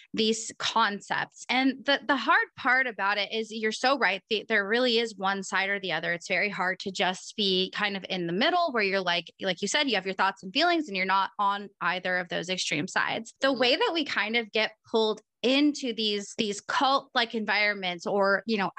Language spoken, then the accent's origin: English; Oregon, United States; I'm from Oregon